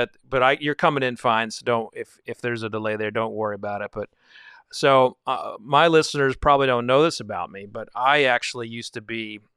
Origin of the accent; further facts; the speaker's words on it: Texas, United States; when there was an artist from Texas, I kind of felt like, you know, they're from my home state, you know?